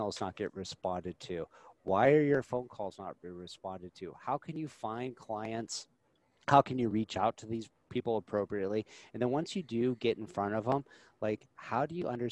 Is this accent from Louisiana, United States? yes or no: no; Nebraska, United States